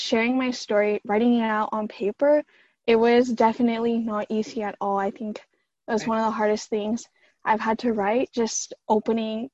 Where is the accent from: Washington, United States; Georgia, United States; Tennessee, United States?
Georgia, United States; Atlanta; also born or lived in Princeton; back in my hometown, so I live in Atlanta